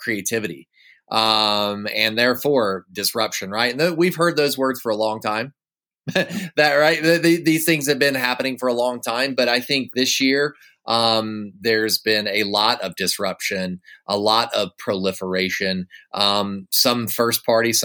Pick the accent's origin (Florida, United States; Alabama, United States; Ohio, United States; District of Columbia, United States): Alabama, United States; Woodstock; moved away; I grew up in Woodstock, Alabama for a few years of my life.